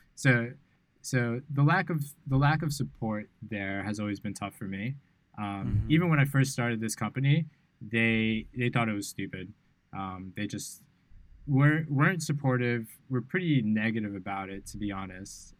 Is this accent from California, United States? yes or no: no; New York City, New York, United States; moved away as an adult; now in Bali, Indonesia; growing up in New York City